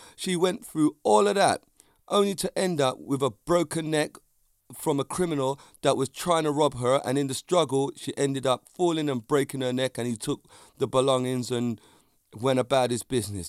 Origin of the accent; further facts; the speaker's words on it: London, United Kingdom; also born or lived in Vauxhall, London; Clapham's a place I grew up in. It's my hometown